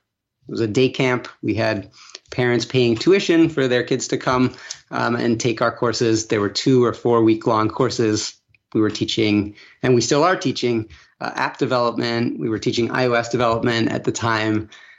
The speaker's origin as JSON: {"language": "English", "country": "Venezuela", "tie": "born or raised there", "said": "I grew up abroad. I grew up in Venezuela. I had a very privileged upbringing, went to international schools"}